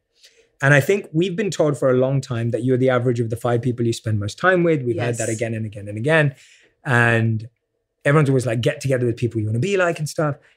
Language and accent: English; United Kingdom; accent: British; my British accent